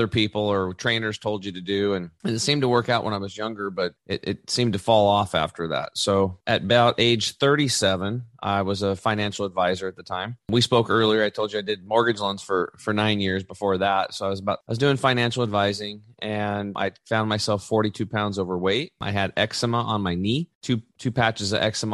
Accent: La Grande, Oregon, United States; in Eastern Oregon in my hometown, LeGrand

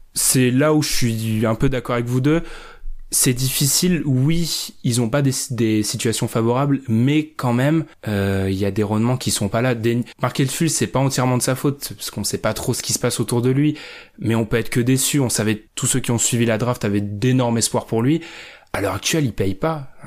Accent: France; on est français

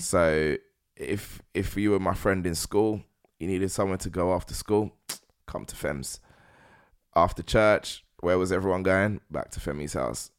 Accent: London, United Kingdom; being a Londoner, before being black, Nigerian

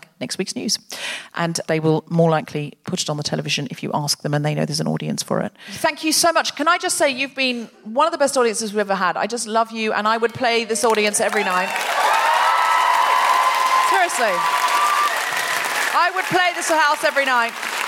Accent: United Kingdom; I just find people want to and then they feel they can't because no one wants to start it because we're British.

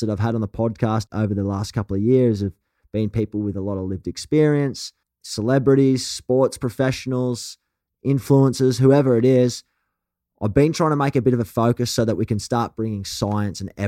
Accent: Australia; accent: thick, rough Australian; your thick, rough Australian accent

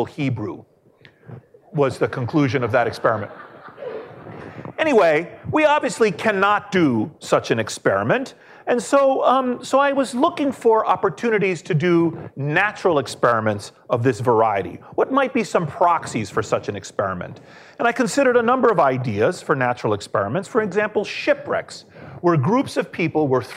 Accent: Washington, District of Columbia, United States; I grew up in Washington, D.C.

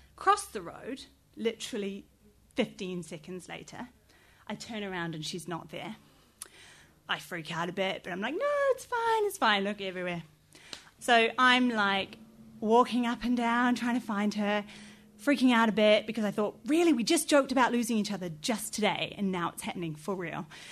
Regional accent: New Zealand; moved away as an adult; now in London, United Kingdom; I'm from New Zealand and I've lived here for over six years. I go home every one to two years

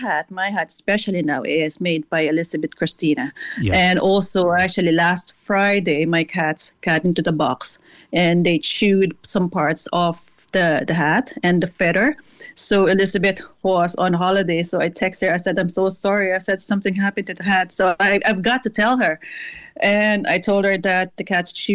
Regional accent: Philippines; now in Cork, Ireland; I'm from the Philippines

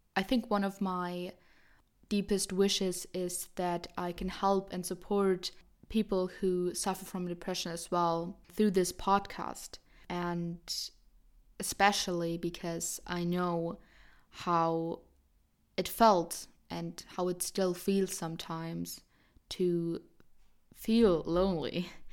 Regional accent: Germany; I'm seventeen, I'm from Germany

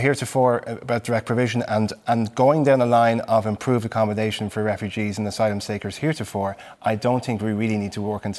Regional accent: Ireland

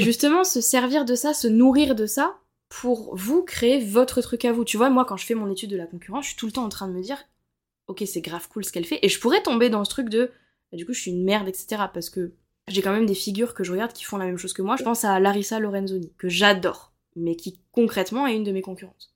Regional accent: Montpellier, Occitania, France; je suis de Montpellier

